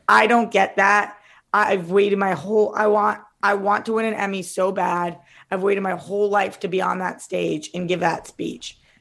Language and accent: English; Boston, Massachusetts, United States; I'm from Boston, most of my family's from Jersey